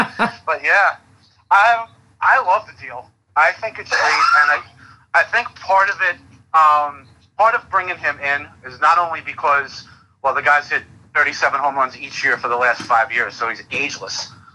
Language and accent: English; New Jersey, United States; moved away as an adult; now in Boston, United States; I am too originally. I've been up in Boston area for about 13 years, but I'm originally from Jersey.